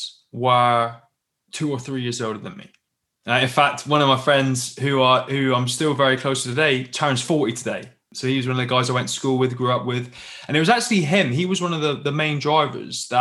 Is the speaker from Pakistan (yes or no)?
no; Plymouth, South West England, United Kingdom; I grew up in the UK, as you can probably tell by my accent, down in the Southwest in a little city called Plymouth, just down on the coast.